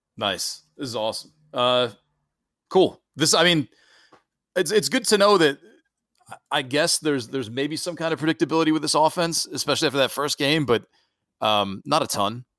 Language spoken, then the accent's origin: English; Syracuse, New York, United States; I grew up in Syracuse